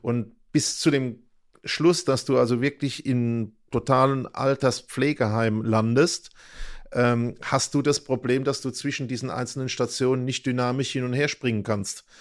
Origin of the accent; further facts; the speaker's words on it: Germany; Nicht in Mannheim, aber fast. Also, also ich bin eigentlich in der Region geblieben von Beginn an bis heute